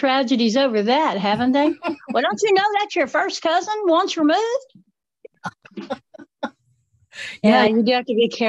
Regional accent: Buncombe County, North Carolina, United States; my grandmother was born, I mean, in the same neighborhood I'm in Buncombe County. Wow. So I am from Buncombe County, but if my family before that was in Madison and Haywood and Henderson County.

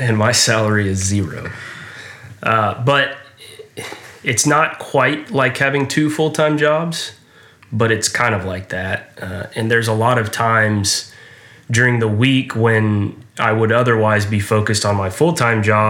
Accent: Houston, Texas, United States; also born or lived in Austin; I grew up here in Houston and went to high school at Westside High School

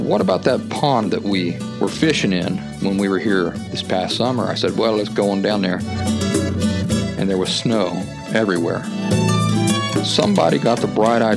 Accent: Appalachian foothills, United States; When I was a kid growing up in the Appalachian foothills

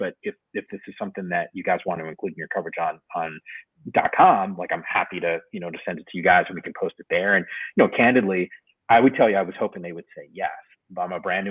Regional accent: Northeast, United States; moved away as an adult; also born or lived in New York City / San Francisco; I grew up in the Northeast

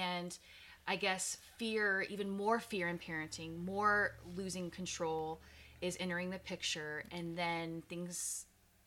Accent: Texas, United States; moved away; I'm from Texas

